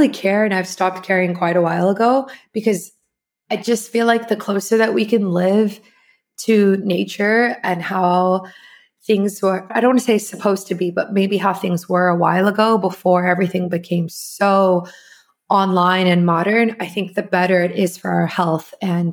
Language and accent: English; South Africa; I'm from South Africa